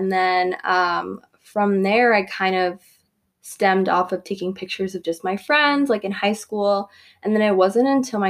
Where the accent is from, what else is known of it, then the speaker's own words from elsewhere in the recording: Southern California, United States; I'm 19 years old, born and raised in Southern California